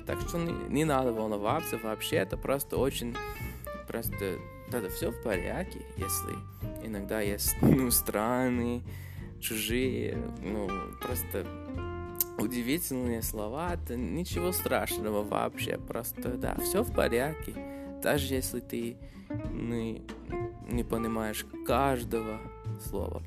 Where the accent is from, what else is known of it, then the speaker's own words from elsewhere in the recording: Canada; first language English; Russian is a second language; английский это мой родной язык, но я из Канады